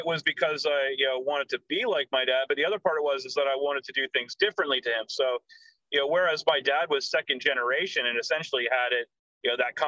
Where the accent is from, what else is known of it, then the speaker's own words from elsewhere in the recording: Canada; moved away as an adult; also born or lived in United States / London; now in Australia; So I was born in Canada. I did live in Australia from 3 till 7. So I was an only adopted child in my family. So I came out to Australia when I was 3. I was here till 7. We moved back to Canada, and I was there until I was 18